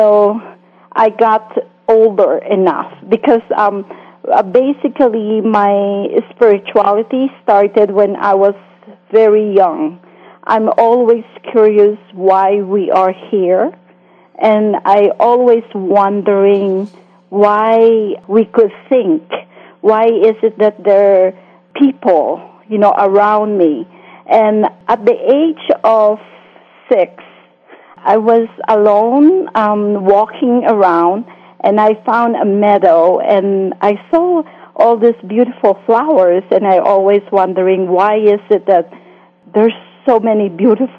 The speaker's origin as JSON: {"language": "English", "country": "Philippines", "tie": "born or raised there", "moved": "as an adult", "lives_now": "United States", "said": "I grew up in the Philippines"}